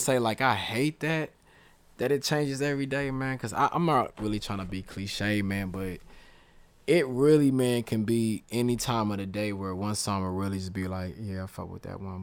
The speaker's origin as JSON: {"language": "English", "region": "the South", "country": "United States", "said": "I'm from the South"}